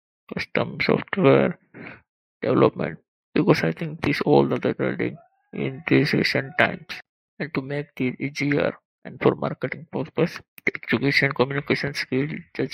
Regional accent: Gondal, Gujarat, India; My hometown is Kondal, near to Rajkot

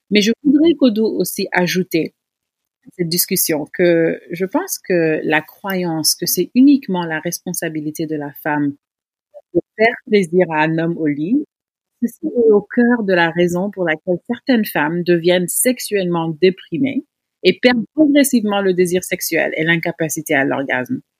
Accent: Senegal; notre vie sexuelle en tant que Sénégalaise.

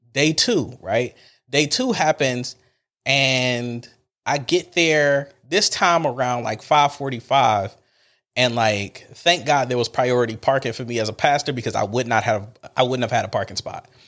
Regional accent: Cleveland, Ohio, United States; I'm from Cleveland

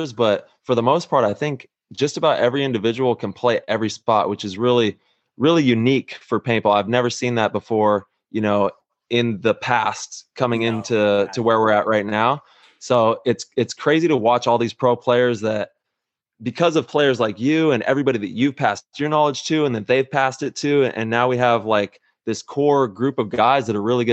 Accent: Modesto, California, United States; I grew up in the NorCal Valley up there

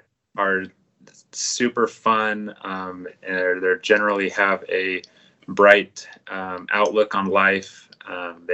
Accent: Davis County, Utah, United States; moved away as an adult; also born or lived in Colorado / Des Moines, Iowa; I was originally born and raised in Davis County. I'm native to Utah.

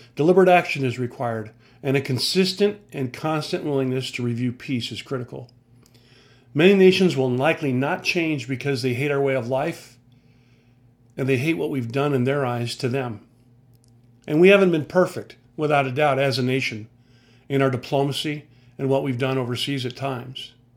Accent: United States; I'm an American veteran who loves my country

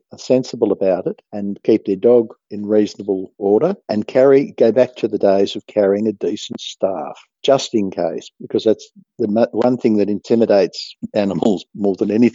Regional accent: Australia; I, as an Australian

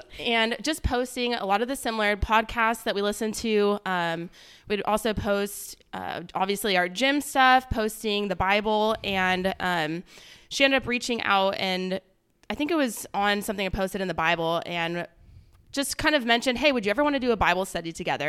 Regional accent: Palm Desert, California, United States; moved away as an adult; now in Texas, United States; I am from Palm Springs, California. Technically Palm Desert

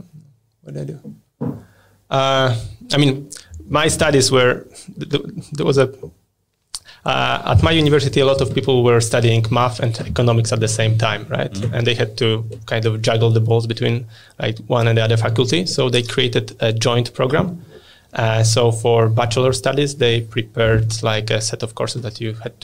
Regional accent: Poland; moved away as an adult; also born or lived in United Kingdom; now in Sweden; I was born and raised in Poland.

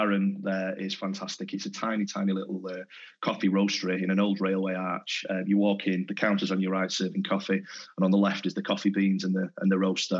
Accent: Denton, North West England, United Kingdom; I'm from Denton originally, in Tameside.

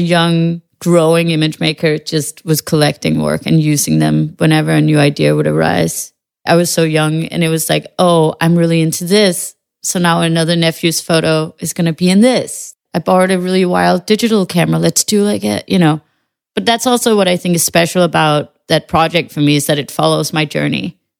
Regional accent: Western Jutland, Denmark; I know that the family doesn't, we're from Western Jutland, you know, you don't stand on mountains and scream your feelings

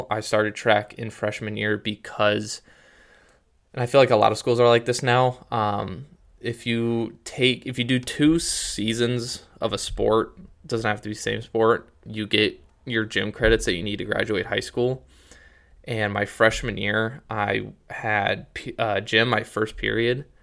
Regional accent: Canton, Ohio, United States; growing up in Canton, I was like, I don't know about all the talent down in Columbus.

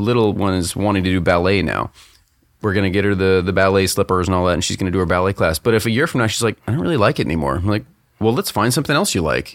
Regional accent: Tampa, Florida, United States; we grew up in the Tampa Bay area

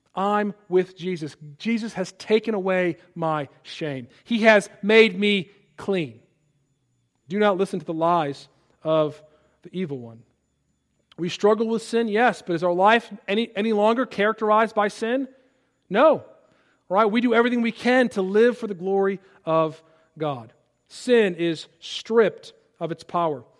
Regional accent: Palatine, Illinois, United States; moved away; my hometown of Palatine, Illinois

